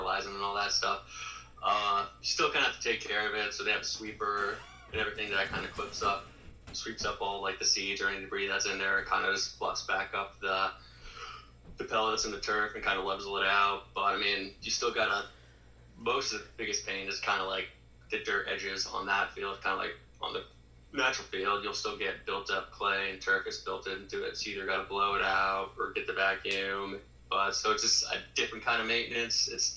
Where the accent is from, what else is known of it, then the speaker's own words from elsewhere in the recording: Erie, Pennsylvania, United States; moved away as an adult; now in Lynchburg, United States; growing up in Erie where, I mean, you can have snow from October all the way up until March